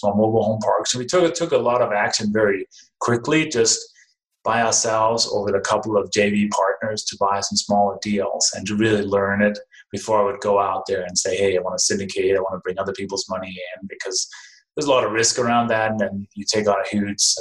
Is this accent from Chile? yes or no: no; Denmark; English is a second language; moved away as an adult; now in United States; Originally, I was born and raised in Denmark, came to the U.S. 1996